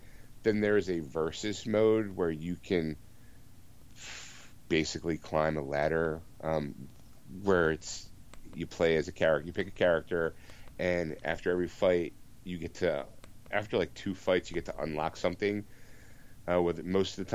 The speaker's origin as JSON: {"language": "English", "town": "Philadelphia", "region": "Pennsylvania", "country": "United States", "said": "as a Philadelphian"}